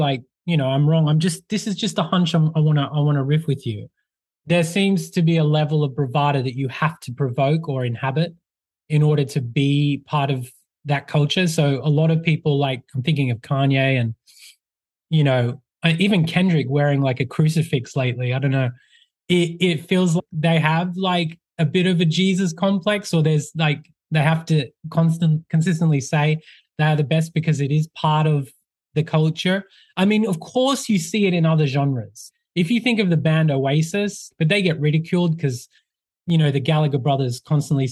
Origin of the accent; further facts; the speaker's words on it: Australia; I'm from Australia.